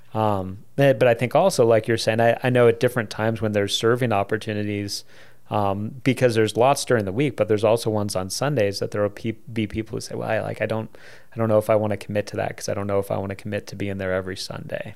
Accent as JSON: {"language": "English", "country": "United States", "said": "us as American Christians"}